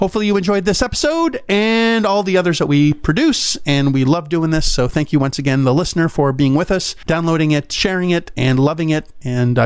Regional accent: Canada; now in United States; a Canadian

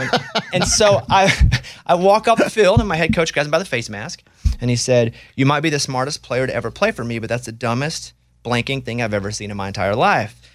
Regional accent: Arkansas, United States; I'm from Arkansas

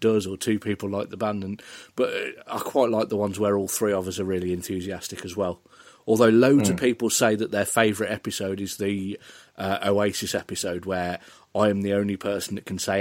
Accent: Polesworth, West Midlands, United Kingdom; I am from originally from Polesworth in North Warwickshire

